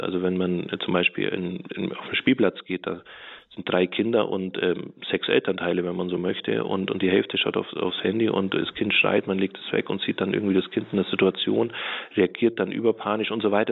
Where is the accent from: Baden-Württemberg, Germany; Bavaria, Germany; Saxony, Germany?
Bavaria, Germany; Allgäu; moved away; ich bin im Allgäu groß geworden, in einem sehr kleinen Dorf